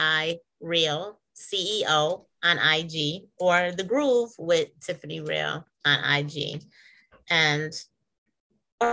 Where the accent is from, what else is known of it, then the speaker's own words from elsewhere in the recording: New York, United States; I'm from New York